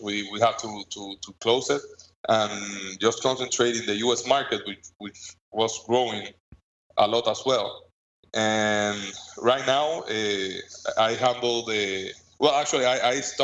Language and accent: English; Tobacco City, Santiago, Dominican Republic; I'm from Tobacco City, the cigar capital of the world.